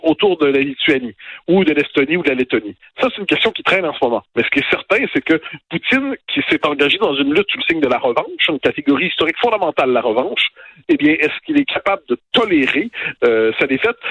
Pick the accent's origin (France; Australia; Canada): Canada; Quebec